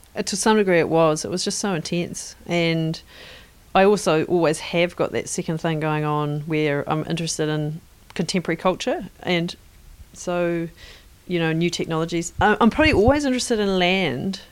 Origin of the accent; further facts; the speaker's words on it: Northern Ireland, United Kingdom; now in New Zealand; growing up in Northern Ireland, where the helicopter was a large part of the texture of what was around